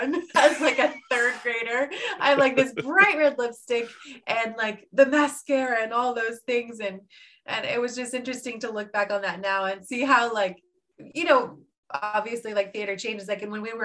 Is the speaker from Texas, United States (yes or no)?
yes; Lewisville, Texas, United States; moved away as an adult; also born or lived in Carlsbad, New Mexico; I grew up in Lewisville, and obviously I graduated from Lewisville High School